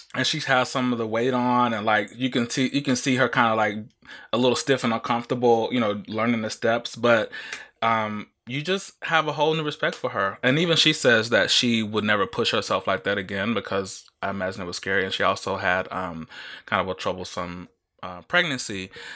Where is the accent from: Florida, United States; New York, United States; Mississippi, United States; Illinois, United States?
Mississippi, United States; I grew up in Mississippi